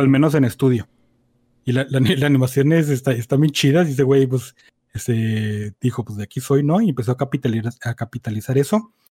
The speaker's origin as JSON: {"language": "Spanish", "country": "Mexico", "said": "porque somos mexicanos"}